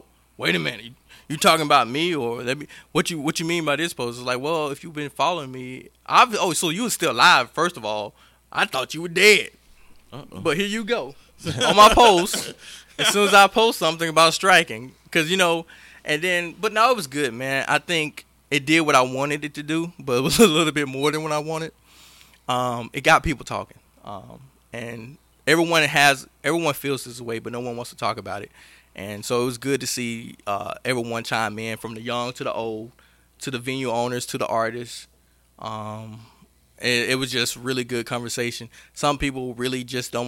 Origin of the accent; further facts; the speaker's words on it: Mississippi, United States; now in Augusta, United States; I'm actually from Mississippi.